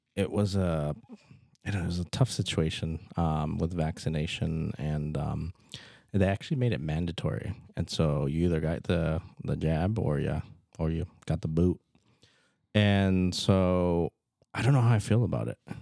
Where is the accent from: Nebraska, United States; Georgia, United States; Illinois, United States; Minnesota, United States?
Nebraska, United States; Fremont; moved away as an adult; also born or lived in Omaha, Nebraska; now in Norfolk, United States; I'm from Fremont